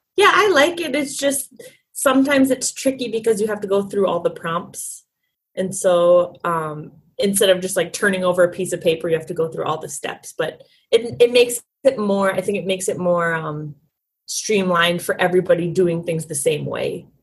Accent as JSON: {"language": "English", "town": "St. Paul", "region": "Minnesota", "country": "United States", "said": "I'm from St. Paul, Minnesota"}